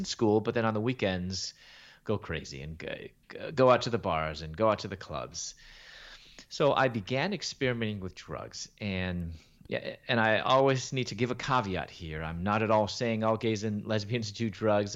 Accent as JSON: {"language": "English", "town": "Chicago", "region": "Illinois", "country": "United States", "tie": "born or raised there", "also_born_or_lived": "Louisville, Kentucky", "moved": "as an adult", "said": "I was born in Chicago and raised there in Chicago."}